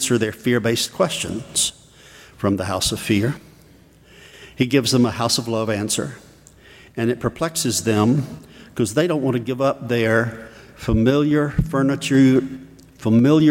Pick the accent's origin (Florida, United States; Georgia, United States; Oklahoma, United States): Georgia, United States; South; I was raised in South Georgia in a Southern Baptist home and environment